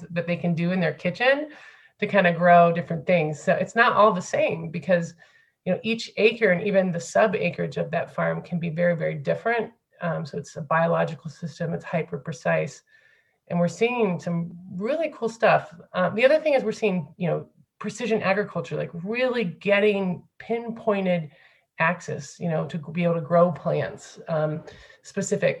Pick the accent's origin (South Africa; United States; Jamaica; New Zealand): United States; Findlay, Ohio; moved away as an adult; also born or lived in France; I'm from Flag City, Ohio, USA, like Findlay, Ohio.